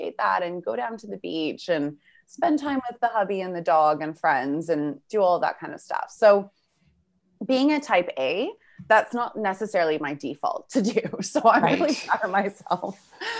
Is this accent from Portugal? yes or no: no; Vancouver, British Columbia, Canada; moved away as an adult; now in Australia; I'm originally from Vancouver, Canada. I now live in Australia.